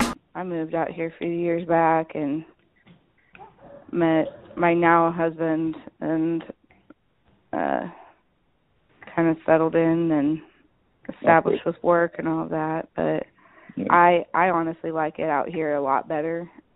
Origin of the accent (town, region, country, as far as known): California, United States; born or raised there; moved away; also born or lived in Indianapolis, Indiana